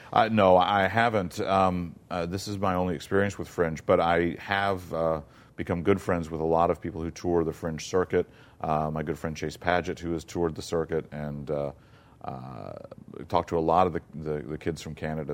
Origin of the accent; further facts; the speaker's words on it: South Mississippi, United States; moved away; also born or lived in Florida / Virginia; growing up in South Mississippi